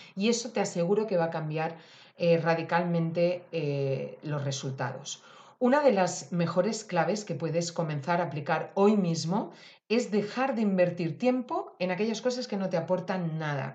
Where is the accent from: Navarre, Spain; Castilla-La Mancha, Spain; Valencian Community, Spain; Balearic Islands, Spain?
Valencian Community, Spain; yo que soy valenciana y tengo naranjas, mandarinas estupendas